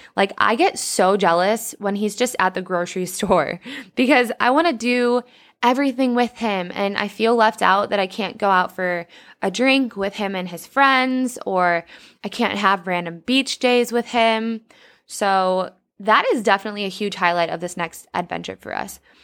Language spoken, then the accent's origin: English; Mendota, Illinois, United States; moved away as an adult; also born or lived in Indianapolis; I'll be heading to my hometown, Mendota